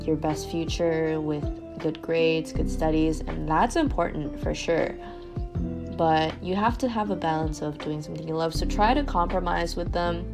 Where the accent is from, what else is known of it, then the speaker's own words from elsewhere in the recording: Malaysia; Yeah, Malaysians deeply concern themselves with golf. Like, I think the Malaysian national team just does a great job of exposing us to different tournaments.